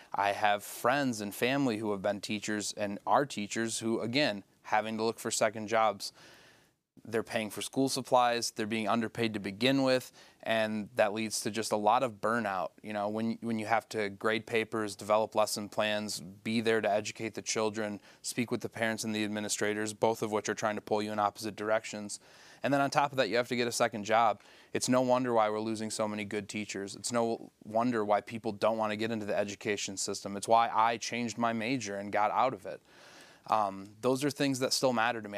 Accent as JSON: {"language": "English", "town": "Sanford", "region": "Michigan", "country": "United States", "tie": "born or raised there", "said": "I grew up in Sanford, I had a house with a septic tank."}